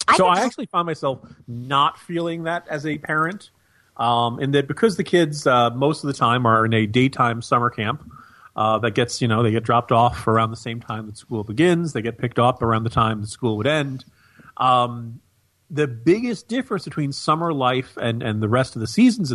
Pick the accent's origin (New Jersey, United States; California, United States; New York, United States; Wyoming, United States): New Jersey, United States; I grew up in the New Jersey area